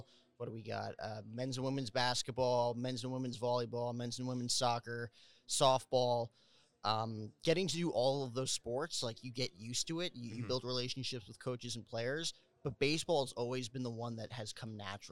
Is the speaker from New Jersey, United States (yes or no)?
yes; New Jersey, United States; I grew up with Michael Kay on the YES Network for New York Yankees baseball growing up in New Jersey, right outside Manhattan.